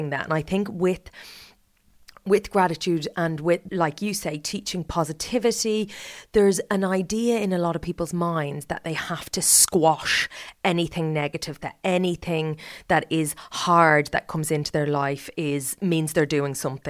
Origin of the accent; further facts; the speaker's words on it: Ireland; I was brought up Catholic. I'm Irish